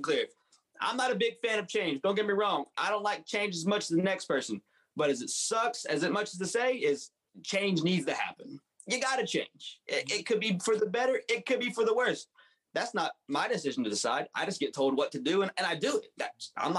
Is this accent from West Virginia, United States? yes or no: yes; West Virginia, United States; I was born and raised right here in West Virginia